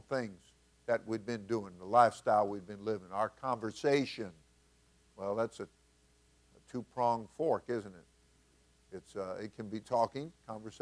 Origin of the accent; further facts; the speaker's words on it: New York, United States; I grew up in New York.